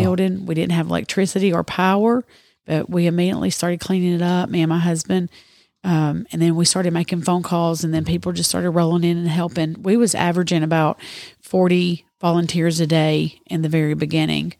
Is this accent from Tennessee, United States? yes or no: yes; near Murfreesboro, Middle Tennessee, United States; moved away as an adult; now in Dresden, United States; originally from Middle Tennessee, close to Murfreesboro, and I've lived in Dresden for eight years now.